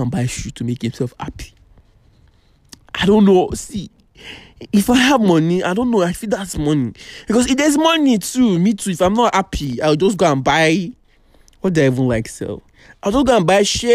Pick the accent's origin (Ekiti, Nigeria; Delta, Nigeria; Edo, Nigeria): Ekiti, Nigeria; moved away; I come from a very local place. I come from Ekiti